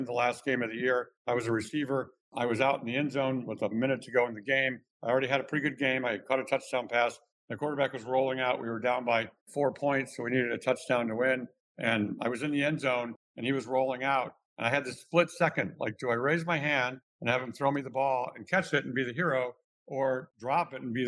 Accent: Cleveland, Ohio, United States; moved away as an adult; also born or lived in Michigan; I grew up in the Midwest in Cleveland, Ohio, a very Midwestern middle class background.

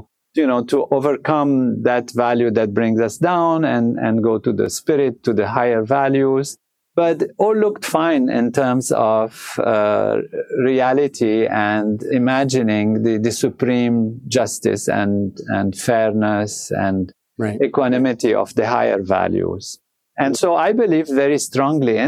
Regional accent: Lebanon; moved away; I was born in Lebanon

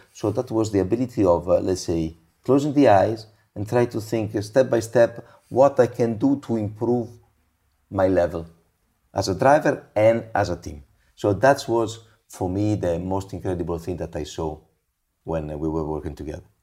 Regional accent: Imola, Emilia-Romagna, Italy; now in Monza, Italy; I was born in Imola, my wife was born in Monza, and we live basically in the park of Monza

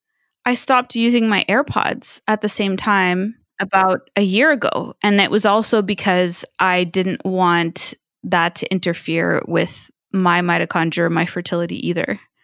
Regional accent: China; And it was really bad when I was growing up in China.

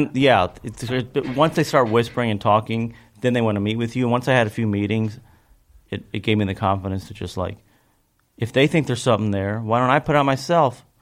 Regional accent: Kentucky, United States; growing up in Kentucky was kind of all there is.

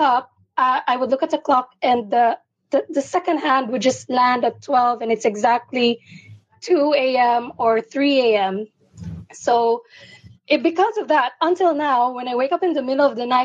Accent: Philippines; I'm from the Philippines. it's nine in the morning here

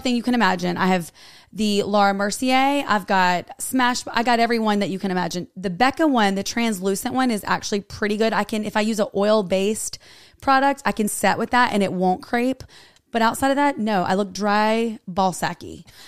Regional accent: North Carolina, United States; I am from North Carolina

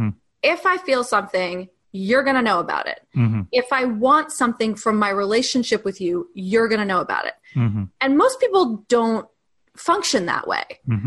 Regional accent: New York, United States; we're both from New York

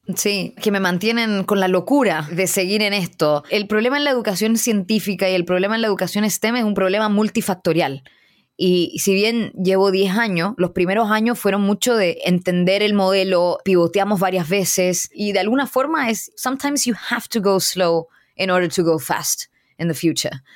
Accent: Chile; Soy chilena, hija de inmigrantes indios

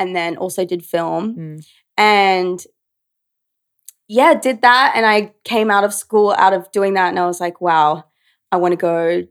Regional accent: Brisbane, Queensland, Australia; born or raised there; moved away as an adult; now in New York, United States

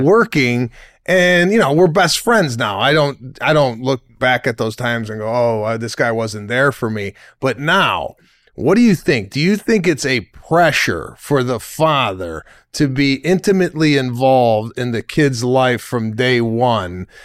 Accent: Memphis, Tennessee, United States; born and raised in Memphis, a Spanish Jew from Memphis, Tennessee

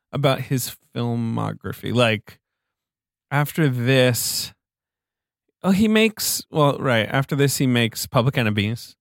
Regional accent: England, United Kingdom; moved away; also born or lived in Paris; I grew up in England

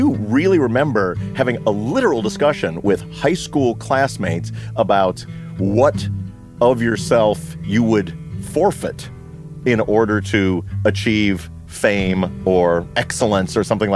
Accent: Libertyville, Illinois, United States; my hometown of Libertyville

